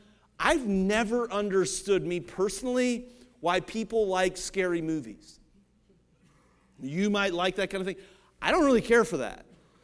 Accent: Ohio, United States; I just saw today, I'm from Ohio, I just saw today, this happened like this week.

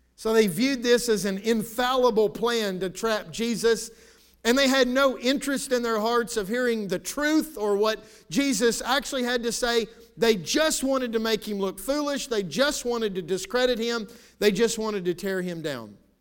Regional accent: United States; I'm thankful to be a citizen of the United States of America

